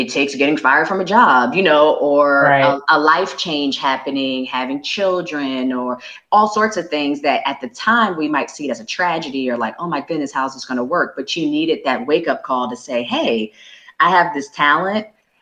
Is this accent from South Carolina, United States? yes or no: yes; Summerville, South Carolina, United States; Somerville, South Carolina, my hometown